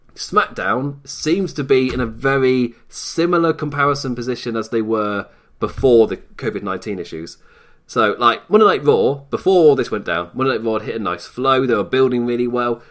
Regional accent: England, United Kingdom; from England

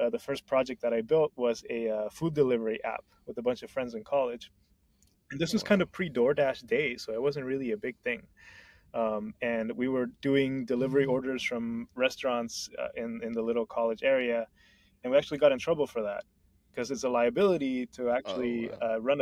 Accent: Honduras; moved away; I'm originally from Honduras

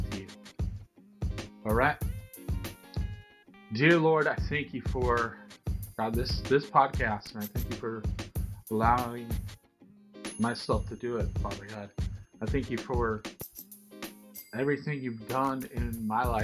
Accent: Seattle, Washington, United States; Born and raised in the Seattle, Washington area

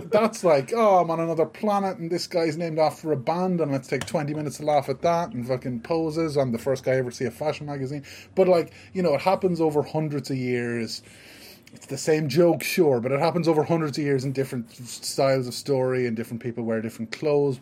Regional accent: Ireland; I'm from Ireland

